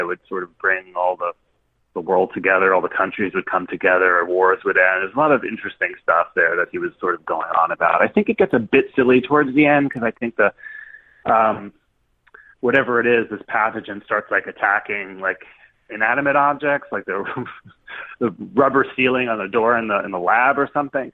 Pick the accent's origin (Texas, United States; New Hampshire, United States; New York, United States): New York, United States; Westchester; where I grew up in Westchester.